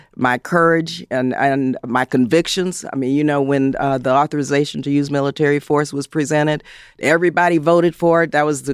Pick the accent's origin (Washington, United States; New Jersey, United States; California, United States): California, United States; San Fernando; In Southern California, you know, I was raised actually in San Fernando.